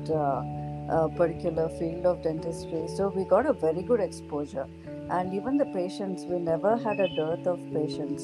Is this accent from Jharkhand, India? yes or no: no; Mysore, Karnataka, India; I'm uh, from uh, Mysore. It is a city of royals. It is located in the state of Karnataka and uh, I take pride from coming from that city because it's very rich in culture and heritage, and that has influenced my upbringing a lot.